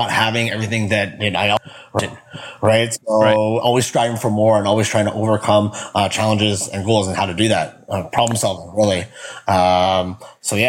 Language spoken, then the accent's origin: English; Winnipeg, Manitoba, Canada; I grew up in Winnipeg, Manitoba. So that's Canada, right in the center